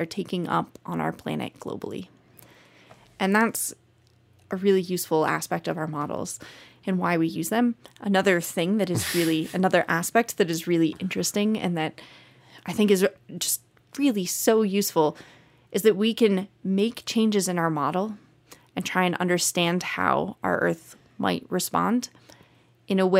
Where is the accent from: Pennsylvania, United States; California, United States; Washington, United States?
Pennsylvania, United States; Easton; also born or lived in Texas; I was born in Texas and lived there until I was 6, and then we moved to Pennsylvania, and I moved to a town called Easton, Pennsylvania